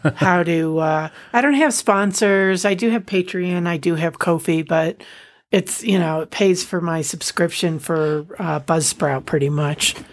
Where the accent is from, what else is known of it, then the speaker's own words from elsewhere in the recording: United States; we're we're American